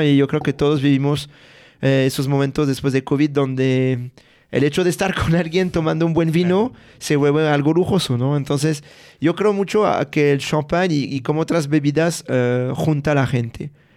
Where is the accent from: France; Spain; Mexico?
France; a village near Reims, Grand Est; Spanish is a second language; moved away; yo soy de Francia, de un pueblo de 500 habitantes cerca de la ciudad de Reims